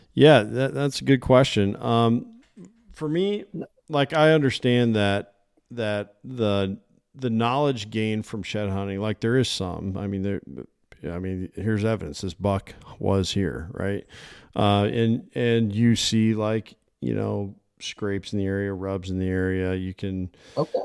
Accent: Illinois, United States; moved away; I came from Illinois. Uh, that's where I grew up. I grew up in the Quad City area.

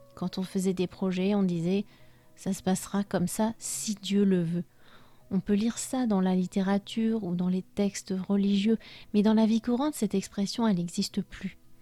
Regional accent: France; moved away as an adult; also born or lived in Spain; Même si je suis française et que j'ai grandi en France, j'ai passé presque 13 années de ma vie d'adulte là-bas

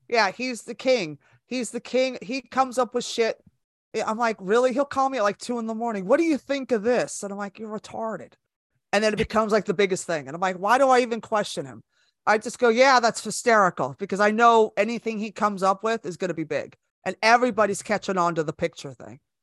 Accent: Bay Area, California, United States; moved away as an adult; also born or lived in Los Angeles, United States; now in New York, United States; I was born and raised in California, so I'm from the Bay Area, and I moved to L A with my best friend

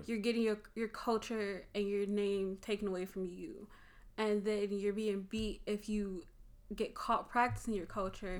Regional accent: Chicago, Illinois, United States; I'm also from the Chicagoland area, born and raised

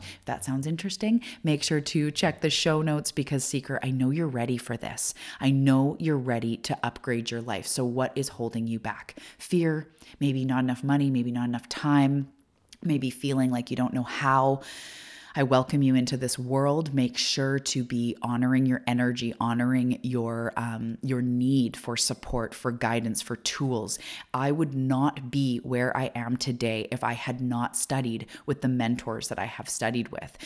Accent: Canada; I am a Canadian. I live on the west coast of Canada

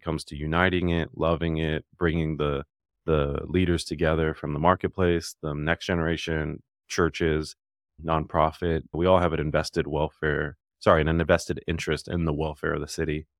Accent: Dallas, Texas, United States; born or raised there; also born or lived in Alabama; now in Nashville, United States

